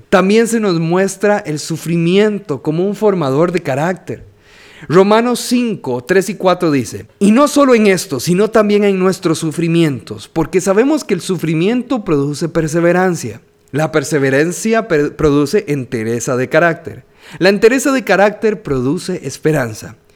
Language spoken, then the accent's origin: Spanish; San José, Costa Rica; soy de San José, Costa Rica